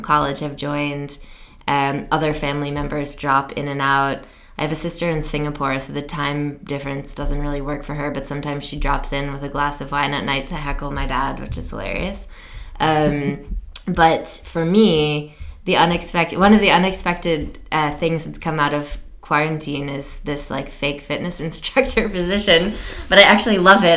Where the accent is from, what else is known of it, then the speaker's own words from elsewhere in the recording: United States; being American